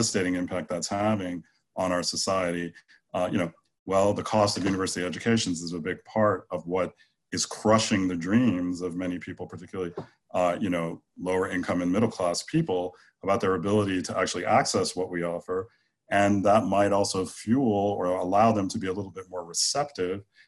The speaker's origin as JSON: {"language": "English", "country": "United States"}